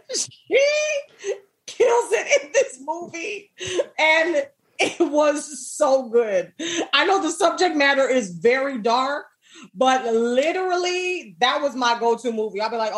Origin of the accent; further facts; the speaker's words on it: Jamaica; I'm Jamaican.